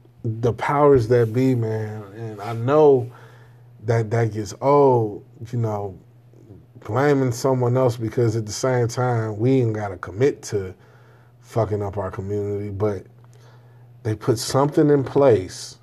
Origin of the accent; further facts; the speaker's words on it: Chicago, Illinois, United States; I grew up on the South Side, man. You understand what I'm telling you? 79th and Damon